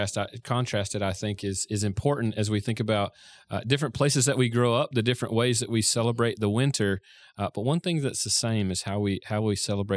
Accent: Florida, United States; So I grew up in Florida. Christmas was 80 degrees or 85 degrees.

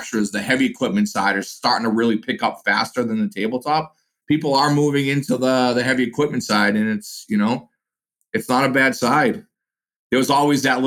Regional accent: Boston, Massachusetts, United States; I'm from Boston

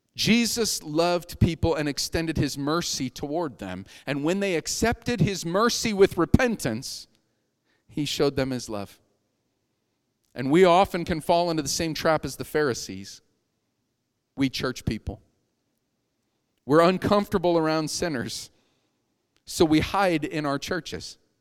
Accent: Erie, Pennsylvania, United States; moved away; I grew up in Erie, Pennsylvania.

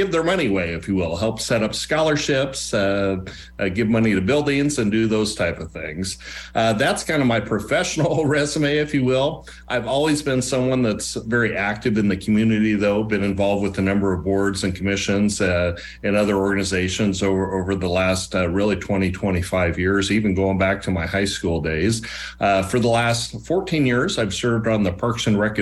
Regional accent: Lincoln, Nebraska, United States; born and raised in Lincoln. I'm a Lincoln High grad, grew up right in this neighborhood here

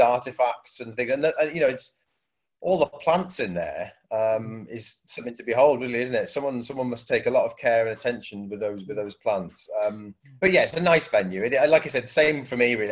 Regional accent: South Wales, United Kingdom; moved away as an adult; also born or lived in Manchester; I'm from South Wales and I moved up to Manchester uh, as a student

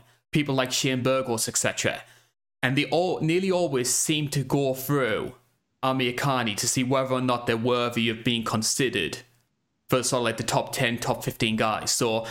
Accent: United Kingdom; obviously being a Brit, I am a little bit biased towards these guys who come in through Cage Warriors

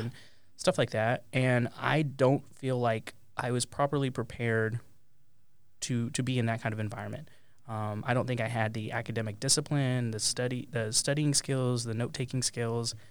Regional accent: Pampa, Texas, United States; moved away as an adult; also born or lived in Amarillo, Texas / Columbus, Ohio; from a public school in my hometown of Pampa, Texas

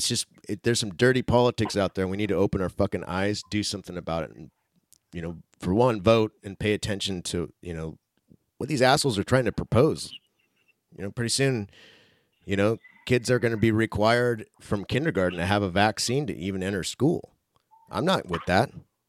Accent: Tacoma, Washington, United States; my hometown, Tacoma, Washington

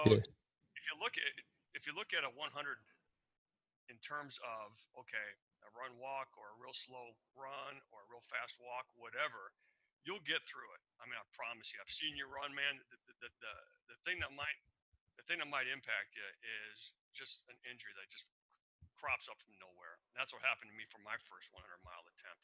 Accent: Iowa, United States; moved away as an adult; also born or lived in Arizona / Seattle; I grew up in Iowa. I told you that. 18 years in Iowa

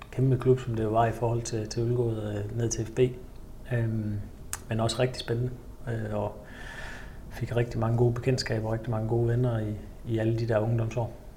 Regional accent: Ølgod, Southern Denmark, Denmark; moved away as an adult; also born or lived in Nuremberg; i min hjemby Ølgod

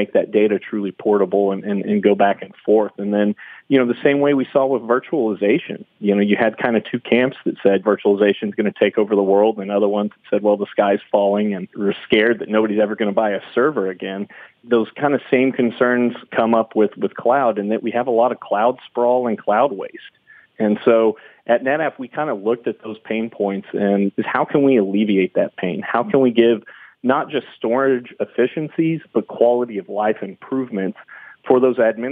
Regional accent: Austin, Texas, United States; I'm from Austin, Texas

